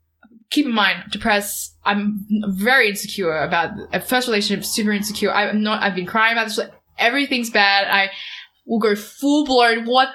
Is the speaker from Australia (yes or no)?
yes; Australia; I'm very Australian